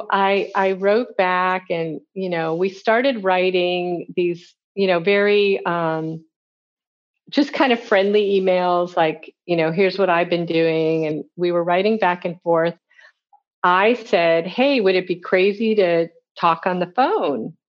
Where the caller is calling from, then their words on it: Cody, Wyoming, United States; I'm calling from Nashville, Cody, Wyoming.